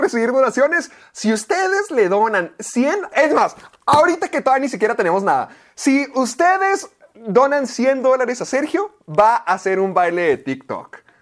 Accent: Mexico; corresponsal mexicano

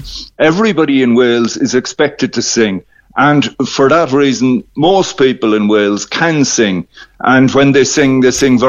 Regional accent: Ireland

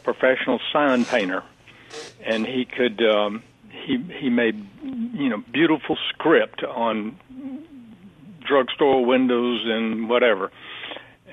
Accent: Hattiesburg, Mississippi, United States; moved away as an adult; also born or lived in Alabama / Washington, D.C. / Paris; now in New York, United States; I was born in Hattiesburg, but then the family moved over to Alabama for a while and then came back to Hattiesburg

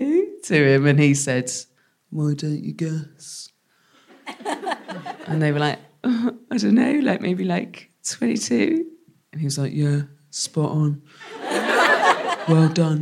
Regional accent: West Country, South West England, United Kingdom; moved away as an adult; I'm from the West Country, so started drinking when I was 12.

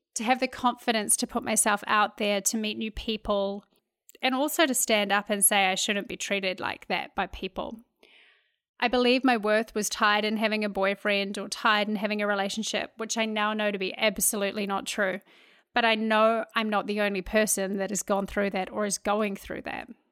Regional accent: New Zealand; moved away as an adult; now in Houston, United States; I grew up in New Zealand, uh, a wonderful place to grow up

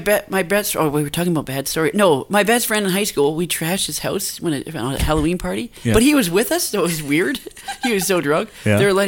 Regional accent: New Westminster, British Columbia, Canada; I grew up in New Westminster

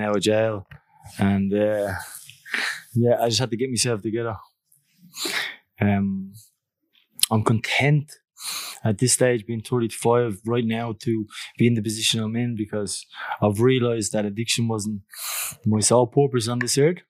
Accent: Dublin, Leinster, Ireland; moved away as an adult; also born or lived in Australia; I grew up in Greenford, Clondalkin

